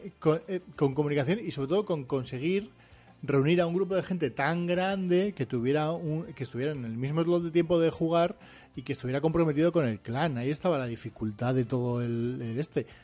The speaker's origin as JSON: {"language": "Spanish", "town": "Portugalete", "region": "Basque Country", "country": "Spain", "lives_now": "Bilbao, Spain", "said": "aunque ahora vivo en Bilbao, soy de Repélega"}